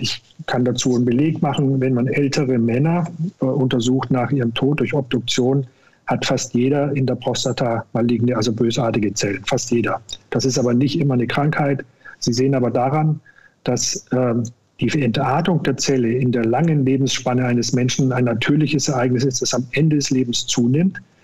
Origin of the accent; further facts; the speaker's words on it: Upper Franconia, Bavaria, Germany; now in Cologne, Germany; Hausarzt werden in Oberfranken, wo ich herkomme